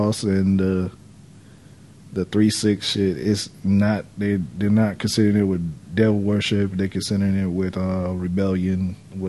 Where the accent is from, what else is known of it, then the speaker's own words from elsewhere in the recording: United States; I'm from America